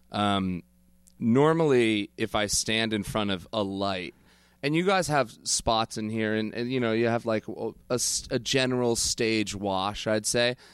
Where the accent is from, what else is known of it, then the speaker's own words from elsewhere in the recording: Connecticut, United States; now in New York, United States; we're from the same town. We grew up together in Connecticut